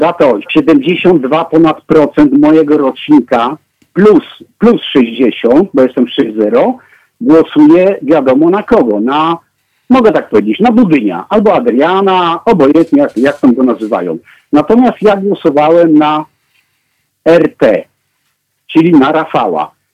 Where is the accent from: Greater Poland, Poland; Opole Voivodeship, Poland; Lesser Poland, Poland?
Opole Voivodeship, Poland; Opole; ja pochodzę z, z Opola